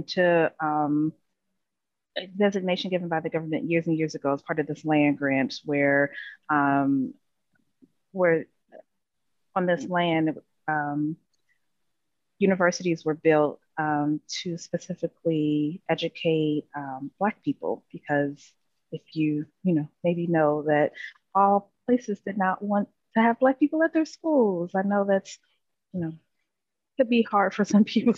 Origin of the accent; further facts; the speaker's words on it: Cincinnati, Ohio, United States; now in Florida, United States; I am actually from Cincinnati, Ohio